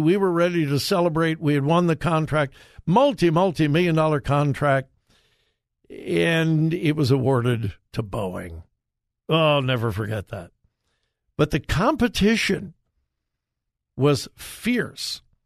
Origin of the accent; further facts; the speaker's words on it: California, United States; now in Ohio, United States; my home state of California